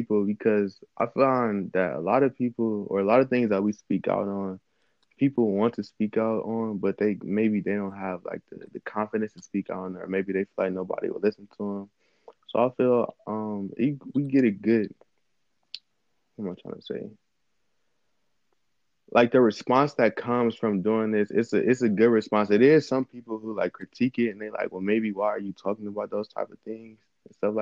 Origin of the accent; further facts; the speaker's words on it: Cleveland, Ohio, United States; I'm from Cleveland